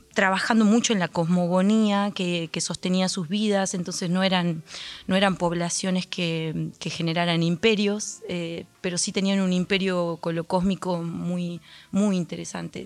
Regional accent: Andalgalá, Catamarca, Argentina; moved away as an adult; Yo soy de Andalgala.

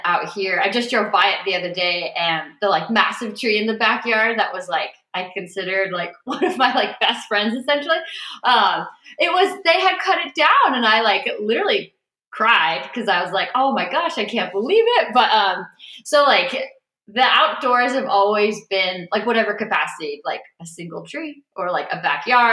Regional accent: Cleveland, Ohio, United States; Growing up in a suburb of Cleveland. I was born in Cleveland proper

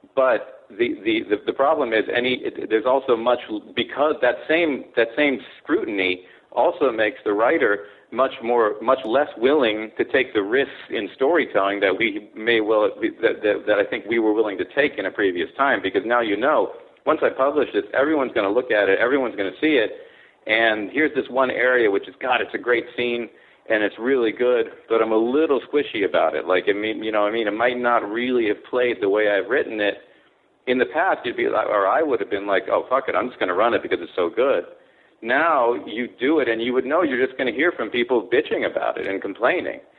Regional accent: California, United States; moved away as an adult; also born or lived in Kobe, Japan / Tokyo, Japan; born in Japan, grew up in California. Went to Palisades High School

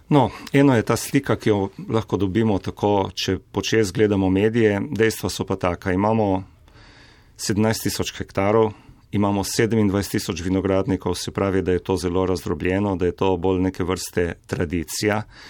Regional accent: Slovenia; Slovenci smo

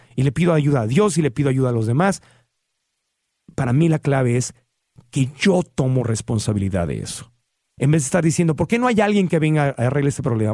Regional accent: Tijuana, Baja California, Mexico; also born or lived in Sonora; yo cuando crecí en Tijuana, Baja California

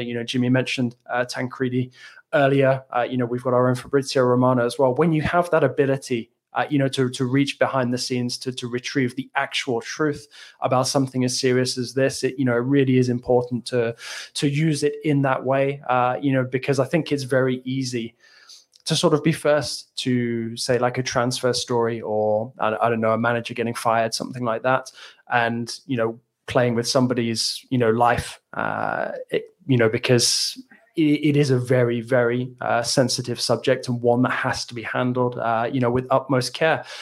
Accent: England, United Kingdom; moved away; growing up in the British school system, but I just feel like Joe Linton is somebody that I could have gone to school with years ago in England

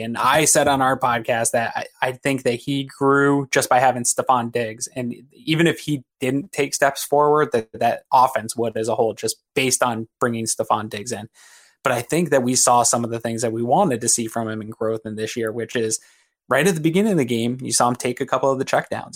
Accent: Connecticut, United States; moved away as an adult; also born or lived in Maine; now in Buffalo, United States; I grew up in New England. uh, in Connecticut

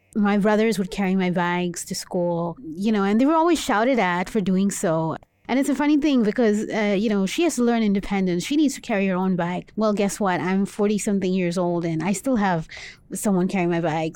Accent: Dubai, United Arab Emirates; I was born and raised in Dubai. in the Middle East

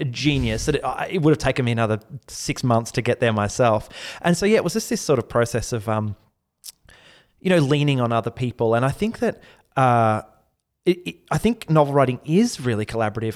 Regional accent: Mornington, Victoria, Australia; moved away; I grew up in a, a very beautiful, uh, little corner of Victoria, the Mornington Peninsula.

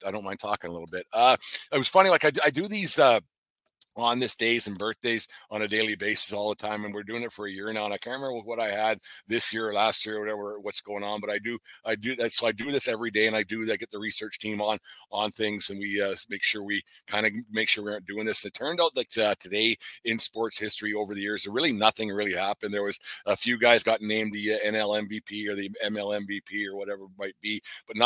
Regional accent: Fort Macleod, Alberta, Canada; Fort McLeod over the weekend. My hometown, the homeland

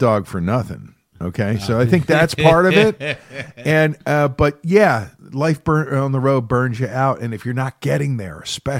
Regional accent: Philadelphia, Pennsylvania, United States; for this kid growing up in the Philadelphia area

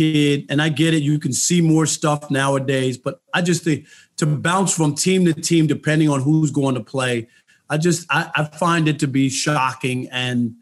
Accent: New York, United States; growing up in New York.

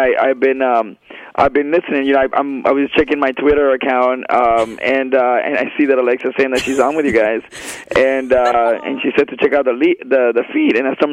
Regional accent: Venezuela; moved away; also born or lived in Miami; I was born in Miami, and when I was 3 years old, my parents moved back to Venezuela, and I was raised in Venezuela

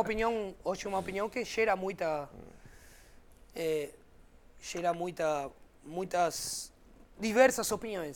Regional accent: Argentina

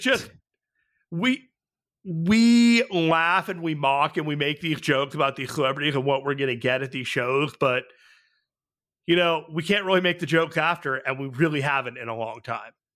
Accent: San Jose, California, United States; I am from San Jose

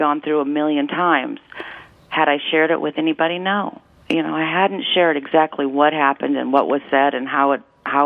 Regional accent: Huron, South Dakota, United States; when I was 15 years old and growing up in Huron, South Dakota, a town of 12,000 people

